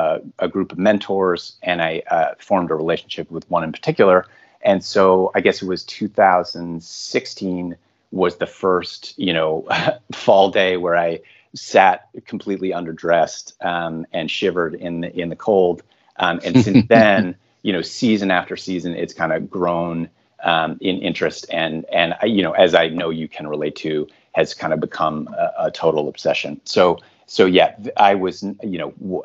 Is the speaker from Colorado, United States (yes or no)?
no; outside of Hartford, Connecticut, United States; now in New York City, United States; I am originally from outside of Hartford, Connecticut, kind of the suburban rural part of central Connecticut.